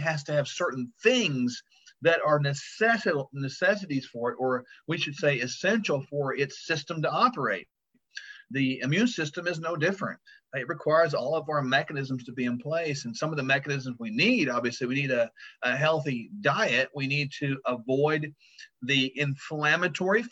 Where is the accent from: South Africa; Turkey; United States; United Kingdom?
United States; Tulsa, Oklahoma; I was born in Tulsa, Oklahoma.